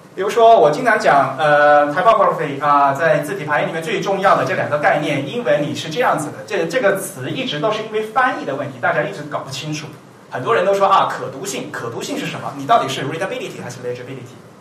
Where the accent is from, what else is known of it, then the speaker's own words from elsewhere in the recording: China; 我们是中国人嘛，没有这个母语的习惯